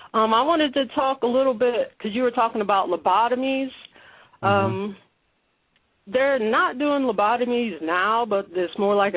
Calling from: Ohio, United States; from Ohio.

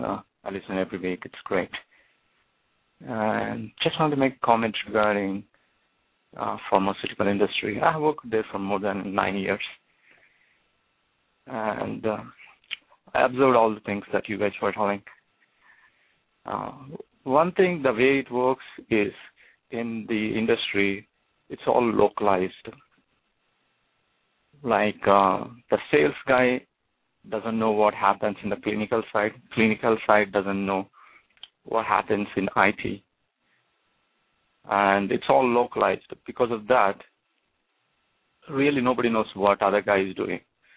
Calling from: New Jersey, United States; I'm calling from New Jersey.

